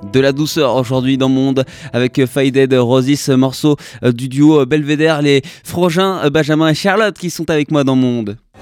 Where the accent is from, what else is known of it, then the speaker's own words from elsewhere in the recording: France; nouveaux qui arrivent chez nous en France